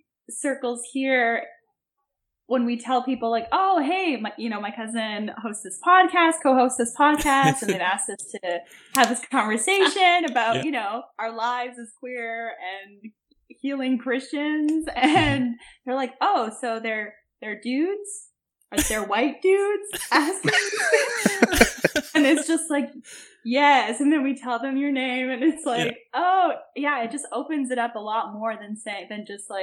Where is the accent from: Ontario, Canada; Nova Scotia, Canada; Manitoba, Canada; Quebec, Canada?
Manitoba, Canada; moved away as an adult; I grew up Mennonite in Manitoba, southern Manitoba. I moved across to the east coast of Canada when I was 20